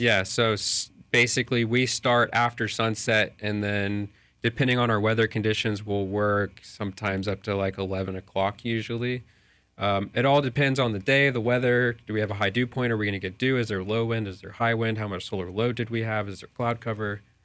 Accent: Lakeland, Florida, United States; also born or lived in Dallas; I'm from Lakeland or Central Florida here

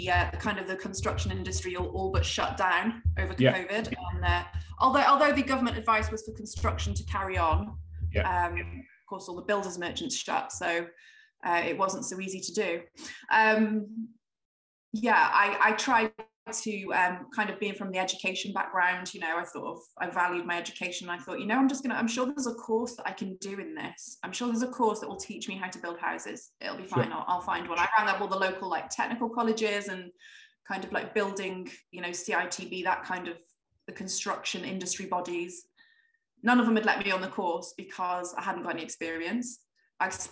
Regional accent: Shropshire, West Midlands, United Kingdom; I grew up in Shropshire, pretty sleepy town. Never really moved away for very long, so I've kind of always lived around here

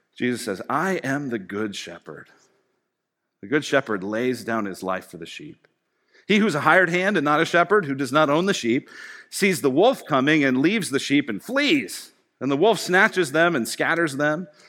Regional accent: Colorado, United States; I grew up in Colorado

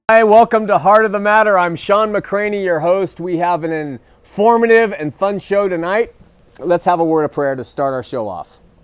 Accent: Southern California, United States; I grew up in Southern California

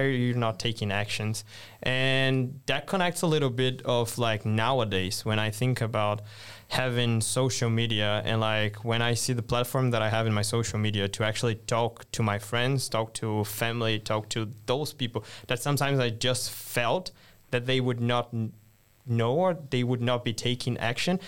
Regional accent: Brazil; moved away as an adult; also born or lived in Brasília; now in Sweden; I'm Brazilian, based in the capital of Brazil, so Brasilia

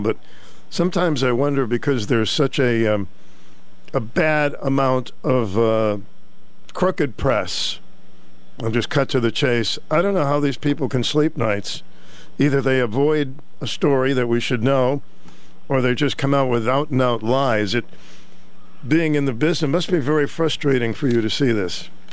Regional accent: Boston, Massachusetts, United States; When I grew up in Boston

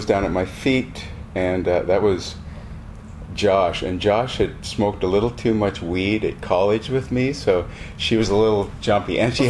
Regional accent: Montana, United States; I am from Montana.

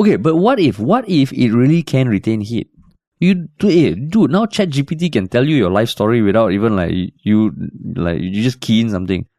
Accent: Singapore; moved away; I'm a Singaporean based abroad

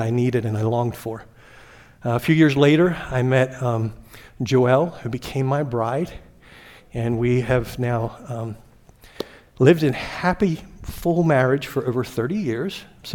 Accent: Glen Rock, Pennsylvania, United States; also born or lived in York, Pennsylvania; I grew up raised in the thriving metropolis of Glen Rock

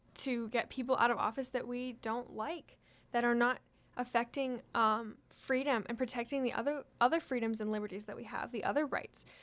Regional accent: Washington, United States; from my home state

